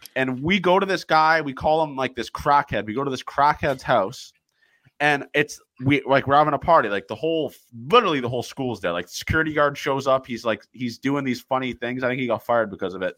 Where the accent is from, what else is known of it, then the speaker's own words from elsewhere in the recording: Toronto, Ontario, Canada; I'm from Toronto